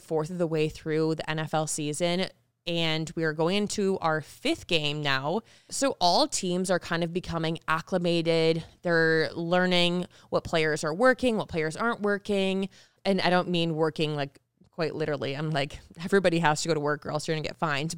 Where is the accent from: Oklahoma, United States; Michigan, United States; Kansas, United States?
Michigan, United States; moved away as an adult; now in Las Vegas, United States; I'm from Michigan